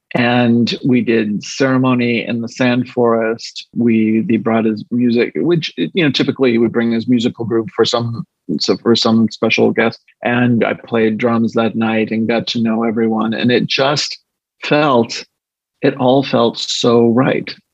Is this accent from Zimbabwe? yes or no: no; Northeast coast of the United States, United States; moved away as an adult; also born or lived in the South (US) / Chicago / Washington, D.C.; Well, I not only grew up in the States, I grew up in the Northeast coast as well, but of the United States.